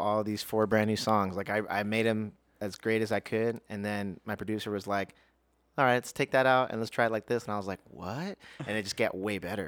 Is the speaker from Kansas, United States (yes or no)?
no; Las Vegas, Nevada, United States; also born or lived in Houston, Texas; I was born, uh, in Houston, Texas, but raised in Las Vegas.